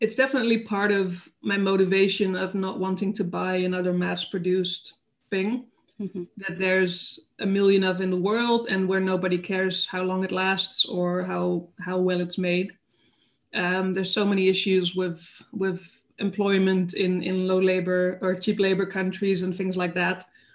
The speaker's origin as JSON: {"language": "English", "country": "Netherlands", "tie": "born or raised there", "also_born_or_lived": "Denmark", "moved": "as an adult", "lives_now": "Germany", "said": "I'm from the Netherlands, okay. Born and raised there, close to Germany, but still."}